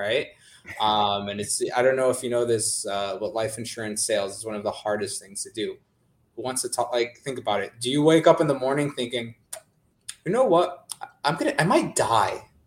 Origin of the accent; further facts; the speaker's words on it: California, United States; I'm from California